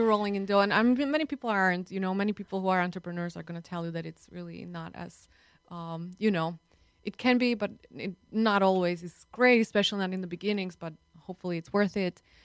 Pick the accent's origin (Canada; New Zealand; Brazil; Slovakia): Slovakia; now in United States; I'm from Slovakia